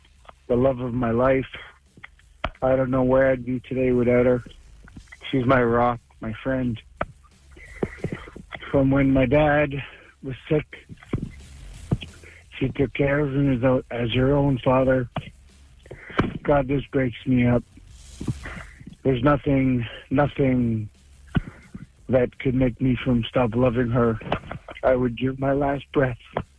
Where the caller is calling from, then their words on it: Deux-Montagnes, Quebec, Canada; I am calling from Two Mountains.